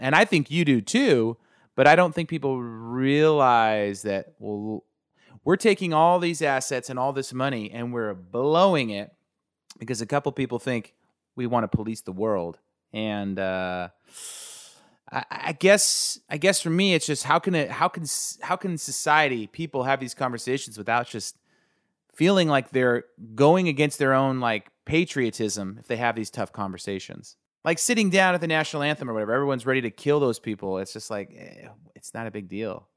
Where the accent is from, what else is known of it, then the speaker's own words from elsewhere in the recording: United States; as a kid growing up in America